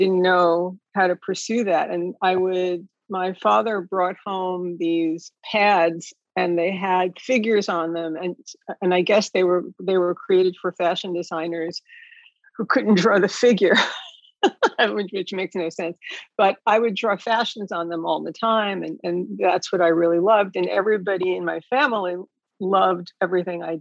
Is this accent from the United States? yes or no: yes; New York City, New York, United States; I grew up in New York City, born and bred